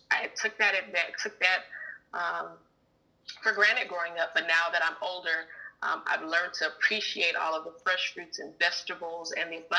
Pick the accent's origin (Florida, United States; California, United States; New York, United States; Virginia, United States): California, United States; Fresno; I am a Fresno native, born and raised in Fresno, California.